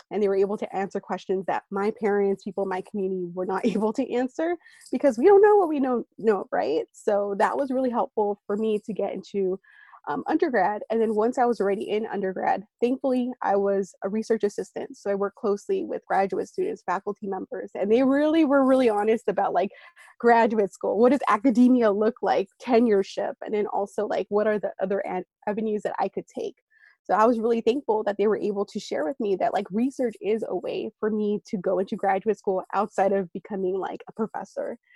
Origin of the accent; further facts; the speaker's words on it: East Bay, San Francisco Bay Area, California, United States; moved away as an adult; also born or lived in Santa Cruz, United States / New York City, United States / Washington, D.C., United States; I'm originally from the San Francisco Bay Area. So throughout this interview, I might refer to the Bay Area. That's what I'm talking about. Um, so I'm from the East Bay. That's a section of it. So it's between um, Oakland and San Jose. So that's where I grew up.